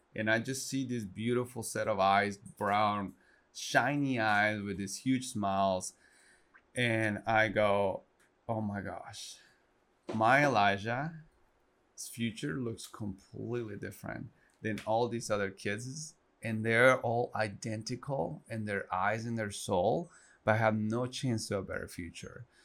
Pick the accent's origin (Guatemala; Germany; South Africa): Guatemala; English is a second language; moved away as an adult; also born or lived in Arkansas, United States; now in United States; I'm born and raised in Guatemala. Um, proudly Guatemalan.